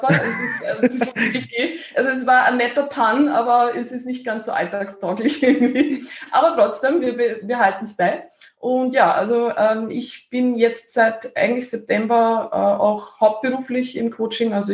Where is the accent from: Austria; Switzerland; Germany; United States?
Austria; Lower Austria; Ähm, ich komme aus Niederösterreich, aus dem Waldviertel und ähm, lebe jetzt in der Nähe von Wien.